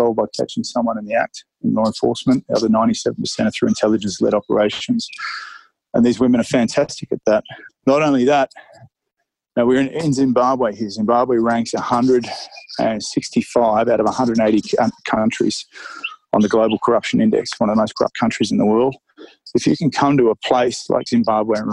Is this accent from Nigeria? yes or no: no; Australia; I'm an Aussie